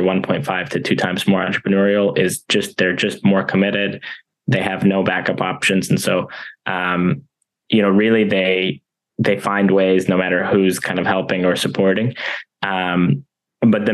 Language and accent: English; United States; born or raised there